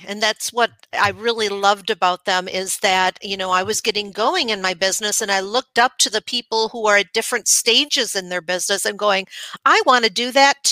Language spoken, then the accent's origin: English; Wisconsin, United States; also born or lived in Dallas, Texas; I was born here in Wisconsin.